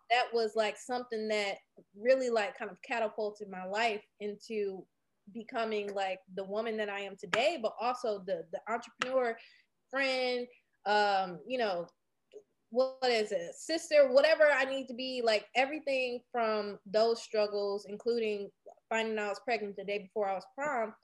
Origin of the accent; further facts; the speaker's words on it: Detroit, Michigan, United States; I was born and raised on the east side of Detroit